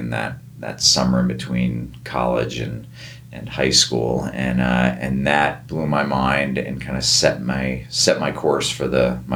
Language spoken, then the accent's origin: English; New Jersey, United States; moved away as an adult; also born or lived in Prescott, Arizona; now in Bozeman, United States; I grew up in New Jersey